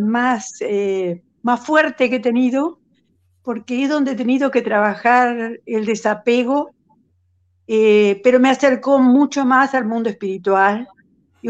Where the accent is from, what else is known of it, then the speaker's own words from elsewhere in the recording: Uruguay; now in Buenos Aires, Argentina; Soy una uruguaya que hace 50 años vive en Buenos Aires